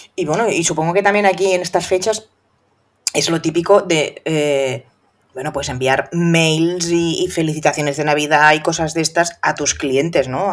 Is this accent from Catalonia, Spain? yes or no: yes; Catalonia, Spain; soy catalana